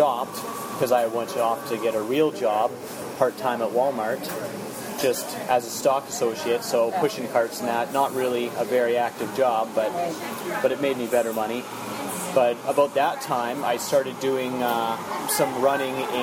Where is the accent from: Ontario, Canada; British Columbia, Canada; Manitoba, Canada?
British Columbia, Canada; Kelowna; also born or lived in Saskatoon / Calgary; I grew up in Kelowna. I was born in Saskatoon, but we moved here by the time I was like 1 year old